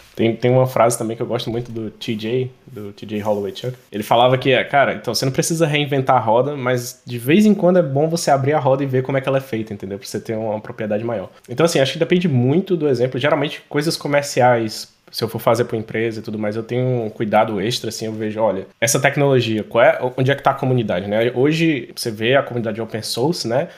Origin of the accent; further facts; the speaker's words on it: Fortaleza, Ceará, Brazil; eu sou de Fortaleza